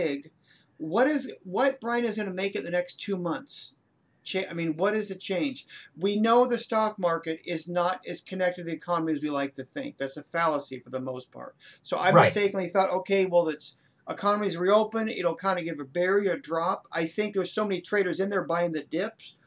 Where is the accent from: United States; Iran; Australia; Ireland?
Ireland; I'm Irish.